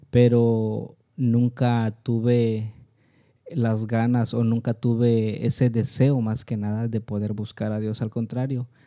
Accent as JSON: {"language": "Spanish", "town": "San Mateo del Mar", "region": "Oaxaca", "country": "Mexico", "tie": "born or raised there", "said": "soy originario de San Mateo del Mar, a 30 minutos de Salina Cruz."}